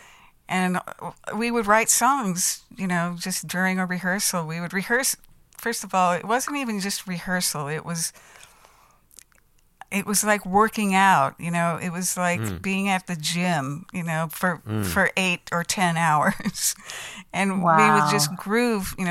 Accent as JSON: {"language": "English", "town": "Los Angeles", "region": "California", "country": "United States", "also_born_or_lived": "Minneapolis", "moved": "as an adult", "said": "I was from Los Angeles, and so I'm actually an import to Minneapolis, which is really funny, because I grew up in the music business. My father was a session musician, you know, and I was from LA. I lived under the Hollywood sign in Beechwood Canyon"}